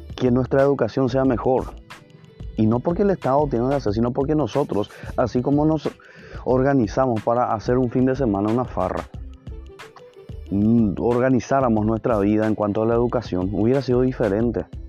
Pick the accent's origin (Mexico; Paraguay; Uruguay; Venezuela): Paraguay; nosotros como paraguayos